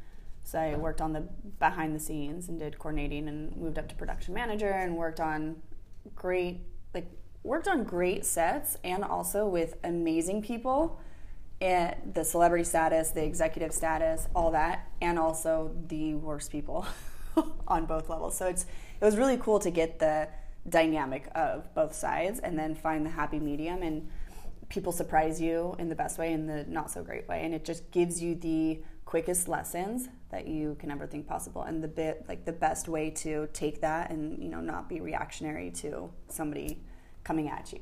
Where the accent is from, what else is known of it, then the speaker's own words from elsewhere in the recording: Park City, Utah, United States; also born or lived in Santa Barbara / Los Angeles; now in San Diego, United States; So San Diego has been my home twice. I moved originally from Park City to Santa Barbara.